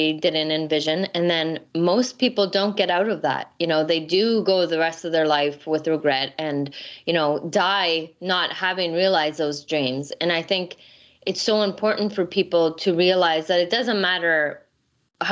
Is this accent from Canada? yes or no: yes; close to Toronto, Ontario, Canada; I'm actually from Canada